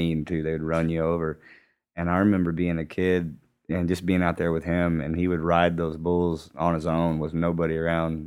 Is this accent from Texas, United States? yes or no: yes; West Texas, United States; also born or lived in Bakersfield, California / New Mexico; whenever we moved back from Bakersfield back to West Texas